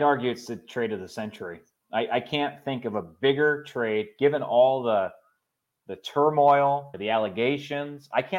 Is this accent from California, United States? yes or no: yes; East Bay, California, United States; I grew up here in the East Bay.